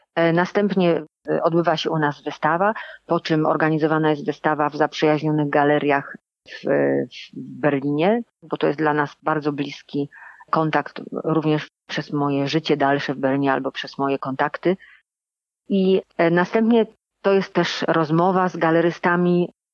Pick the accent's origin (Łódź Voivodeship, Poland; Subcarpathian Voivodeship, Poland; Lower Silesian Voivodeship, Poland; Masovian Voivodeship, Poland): Lower Silesian Voivodeship, Poland; moved away; also born or lived in Germany; Ja pochodzę z Dolnego Śląska